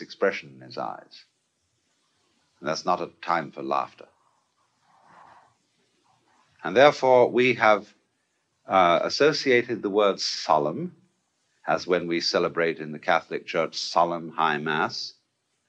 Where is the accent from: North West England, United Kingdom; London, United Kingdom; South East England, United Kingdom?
South East England, United Kingdom; Canterbury; When I was a boy, I was brought up in the Church of England. I went to school at King's School, Canterbury